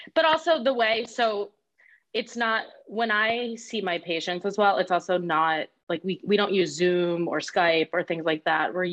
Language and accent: English; Westchester County, New York, United States; I'm a bit north of the city, Westchester County